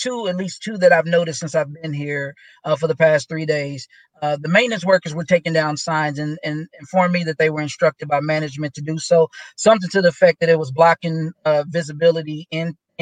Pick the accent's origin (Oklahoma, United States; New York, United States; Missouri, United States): Missouri, United States; Kansas City; I grew up in Kansas City